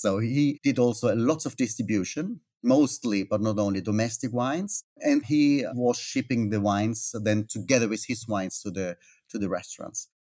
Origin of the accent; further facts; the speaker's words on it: Austria; moved away as an adult; now in Italy; I'm not Italian. I'm from Austria.